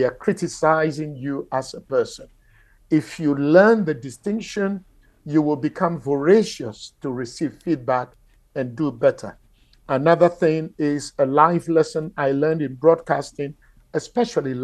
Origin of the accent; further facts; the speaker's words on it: Ghana; moved away; Ghana, my home country